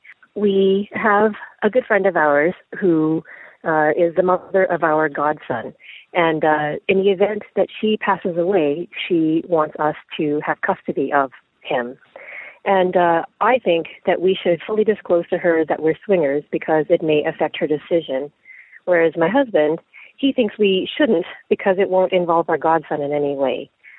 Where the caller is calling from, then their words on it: Canada; I'm calling from Canada.